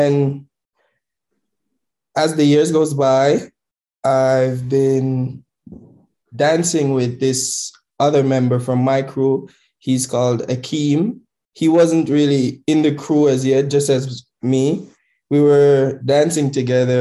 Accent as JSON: {"language": "English", "country": "Jamaica", "said": "I'm from Jamaica"}